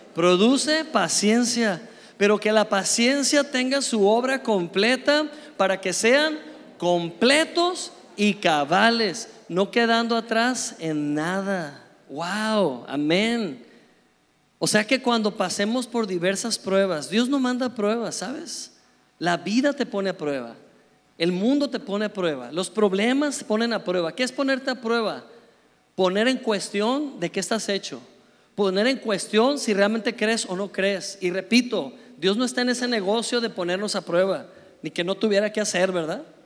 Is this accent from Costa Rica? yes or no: no; Mexico; éramos nada más dos mexicanos con un grupo como de cuarenta y tantos noruegos